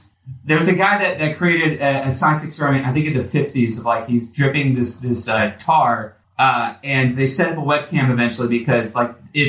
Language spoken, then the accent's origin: English; Indianapolis, Indiana, United States; I'm from Indianapolis, therefore I'm a Colts guy.